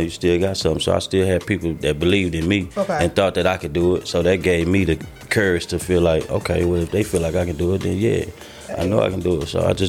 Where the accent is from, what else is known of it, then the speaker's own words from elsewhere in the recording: Dallas, Texas, United States; I'm from Dallas.